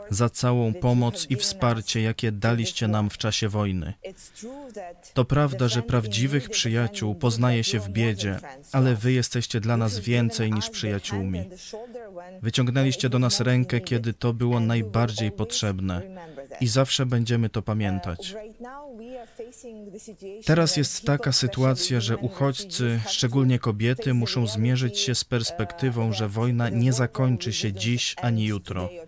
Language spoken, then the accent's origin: Polish; Poland